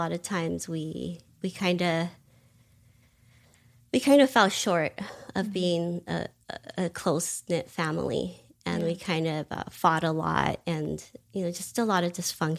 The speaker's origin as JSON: {"language": "English", "region": "California", "country": "United States", "tie": "born or raised there", "said": "I grew up in California, primarily in Los Angeles County."}